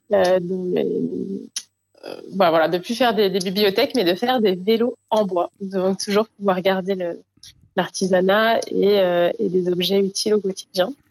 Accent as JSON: {"language": "French", "region": "Guadeloupe", "country": "France", "tie": "born there", "said": "Je suis née en Guadeloupe sur un bateau"}